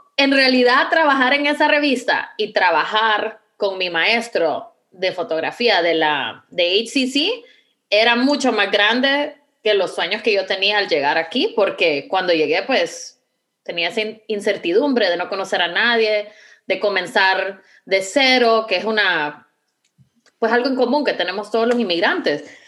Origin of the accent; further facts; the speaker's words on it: Honduras; moved away as an adult; now in Houston, United States; Honduras? Em, definitivamente, bueno, extraño mucho la, facilidad de poder decir, pues voy a ver a mi familia